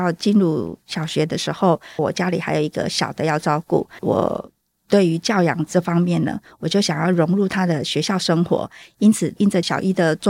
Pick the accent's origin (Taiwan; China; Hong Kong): Taiwan; southern Taiwan; moved away as an adult; now in Taoyuan, Taiwan; 因为我是从南部来到桃园定居